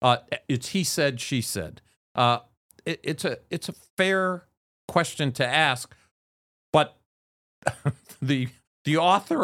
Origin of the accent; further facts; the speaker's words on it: Chicago, Illinois, United States; now in Philadelphia, United States; I came from Chicago, the windy city, and now I'm coming to Philadelphia.